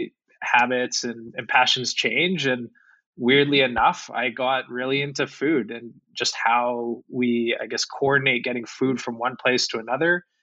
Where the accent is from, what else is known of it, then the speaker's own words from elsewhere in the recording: Calgary, Alberta, Canada; I'm from Calgary